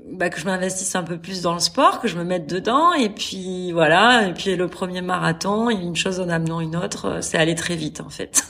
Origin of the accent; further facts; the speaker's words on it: France; moved away as an adult; also born or lived in Qatar; now in Saudi Arabia; Je suis française expatriée en Arabie Saoudite